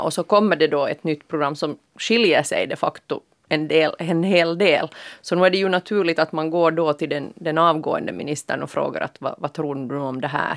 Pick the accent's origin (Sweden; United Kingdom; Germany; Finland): Finland; som finlandssvensk aktiv medborgare